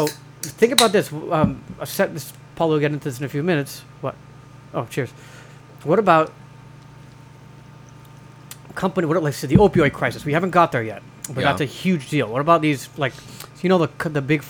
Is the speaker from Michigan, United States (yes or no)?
no; California, United States; I grew up in California